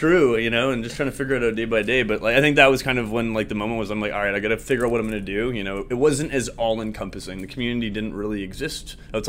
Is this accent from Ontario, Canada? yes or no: no; Vancouver, British Columbia, Canada; Yeah, I'm from Vancouver and Whistler. You know, we had to go hit the slopes.